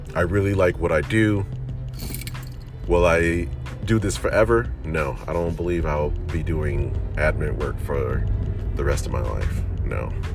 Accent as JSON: {"language": "English", "town": "Detroit", "region": "Michigan", "country": "United States", "tie": "born or raised there", "also_born_or_lived": "Chicago", "moved": "as an adult", "said": "I spent most of my life, my childhood and teen life in Detroit"}